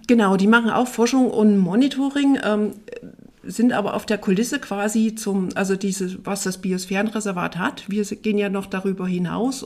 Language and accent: German; near Dresden, Saxony, Germany; moved away as an adult; also born or lived in Tharandt, Saxony; now in Rhön, Germany; Da ist auch mein gebürtiger Hintergrund, also aus der Nähe von Dresden